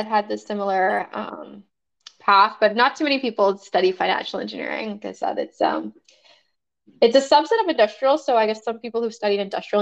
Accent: Nassau, New Providence, Bahamas; moved away as an adult; also born or lived in Montreal, Canada; I was born and raised in Nassau, Bahamas. So I spent all of my elementary and high school there, and then moved to Canada

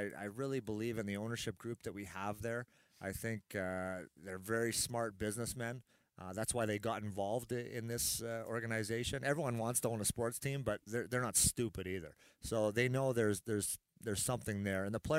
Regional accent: Edmonton, Alberta, Canada; moved away; I grew up in Edmonton.

